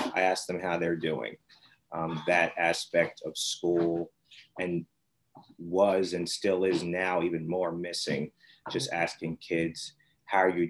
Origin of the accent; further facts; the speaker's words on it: Vineland, New Jersey, United States; also born or lived in Millville, New Jersey; Millville's where I grew up for kindergarten, first and second, then Vineland came over here, and that's where we live now